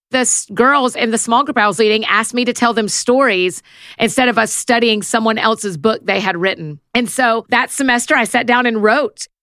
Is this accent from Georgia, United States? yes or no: yes; Marietta, Georgia, United States; moved away as an adult; also born or lived in Atlanta, Georgia / Nashville, Tennessee; I was born in Marietta, Georgia. It's just outside of Atlanta. I grew up in a Christian home